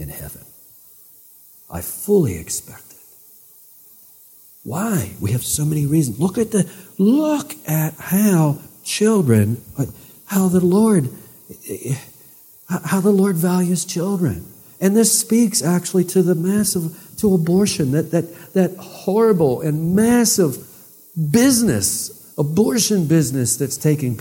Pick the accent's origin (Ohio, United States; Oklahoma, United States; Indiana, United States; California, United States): Ohio, United States; East Liverpool; I was born in East Liverpool Hospital